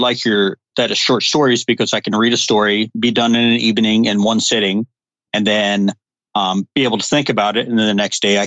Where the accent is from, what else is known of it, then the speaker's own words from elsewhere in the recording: Montana, United States; also born or lived in Georgia; I grew up here in Montana. I was actually born in Georgia, but my family moved up here when I was 5 years old, and I've lived in Montana ever since.